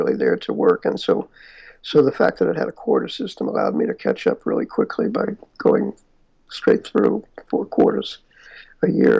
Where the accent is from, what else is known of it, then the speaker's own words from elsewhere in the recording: New York City, New York, United States; I grew up in New York and Queens